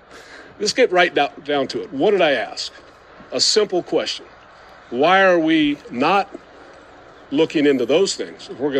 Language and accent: English; United States; I also love the fact that I'm an American, and that means I'm free to express myself